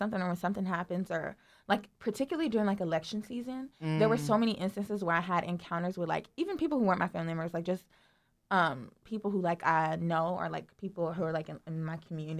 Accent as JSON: {"language": "English", "town": "Los Angeles", "region": "California", "country": "United States", "tie": "born or raised there", "said": "growing up in Watts, it's an area that used to be predominantly black."}